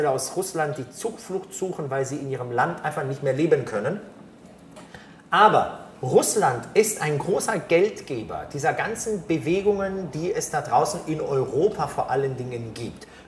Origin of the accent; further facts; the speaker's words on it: Italy; als Italiener gehört Pesto irgendwie auf Mozzarella.